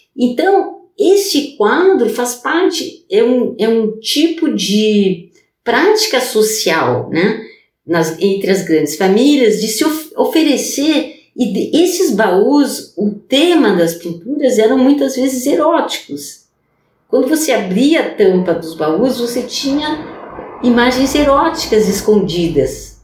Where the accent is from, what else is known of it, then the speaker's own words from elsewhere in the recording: Brazil; first language Portuguese; moved away as an adult; also born or lived in France; eu sou brasileira, né? Para português é minha língua materna